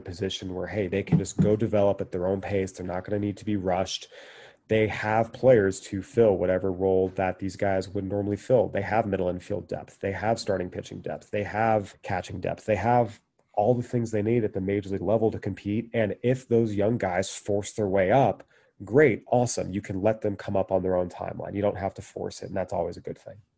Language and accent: English; San Diego, California, United States; I grew up in San Diego